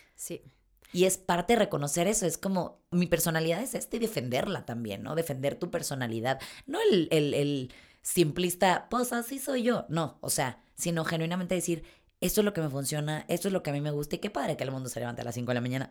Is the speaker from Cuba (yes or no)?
no; Mexico; como mexicana que soy